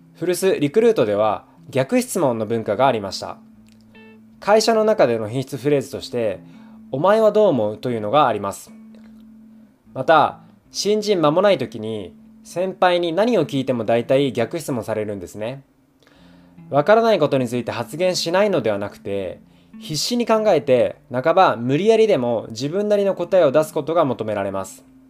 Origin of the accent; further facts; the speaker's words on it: rural Fukuoka, Japan; moved away as an adult; also born or lived in Tokyo; 僕は福岡の田舎出身なんですが、まあ、大学から東京に上京してきました